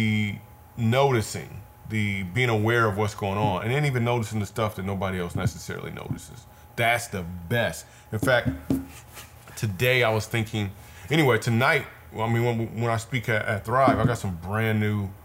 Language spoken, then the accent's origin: English; Michigan, United States; we grew up in Michigan